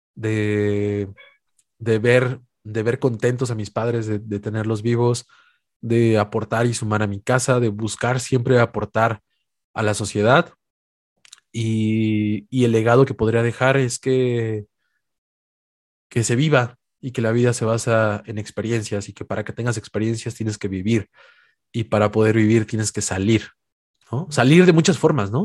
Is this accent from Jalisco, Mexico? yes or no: no; Puebla, Mexico; las afueras de Puebla, que es la ciudad donde soy originario